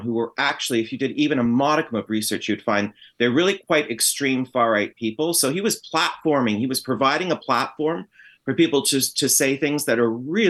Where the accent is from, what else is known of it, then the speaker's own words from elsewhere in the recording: Canada; also born or lived in Britain; I'm an immigrant myself. My parents emigrated to Canada when I was a child